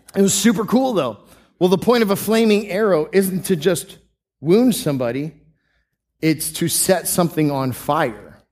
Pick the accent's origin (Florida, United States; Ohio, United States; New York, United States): Florida, United States; Tampa; I grew up in the Tampa Bay area